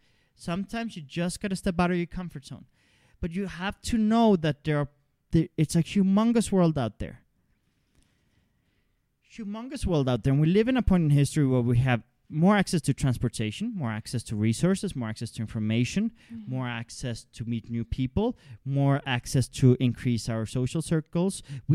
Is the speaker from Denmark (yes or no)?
yes; Denmark; also born or lived in Canada; I come from a liberal context. I come from liberal values. I grew up in Denmark and Canada and things like that.